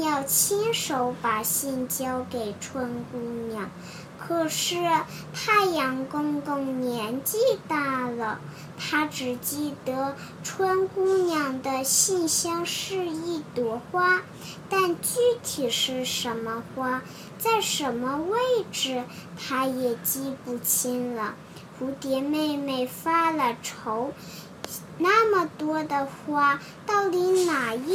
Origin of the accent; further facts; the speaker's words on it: Hong Kong; 我来自香港